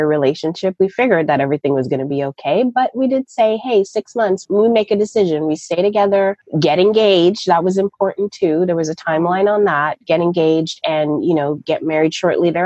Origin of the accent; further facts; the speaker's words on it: Toronto, Ontario, Canada; moved away as an adult; also born or lived in Raleigh, North Carolina; I'm originally from Toronto, Canada. I was born and raised there